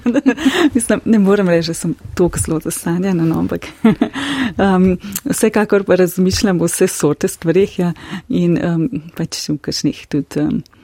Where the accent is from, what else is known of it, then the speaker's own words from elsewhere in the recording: Slovenia; smo tukaj slovenci